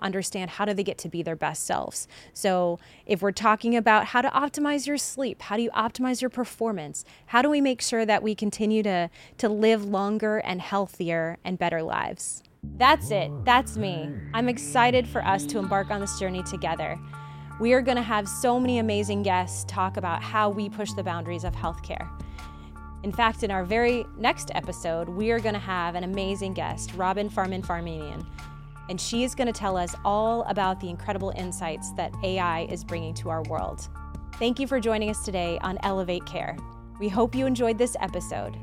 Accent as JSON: {"language": "English", "town": "Champaign", "region": "Illinois", "country": "United States", "tie": "born or raised there", "said": "Champaign, Illinois, which is my hometown"}